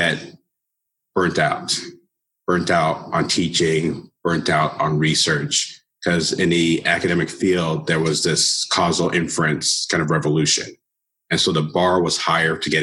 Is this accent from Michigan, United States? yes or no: no; Southern California, United States; moved away as an adult; also born or lived in Toledo, Ohio; growing up in Southern California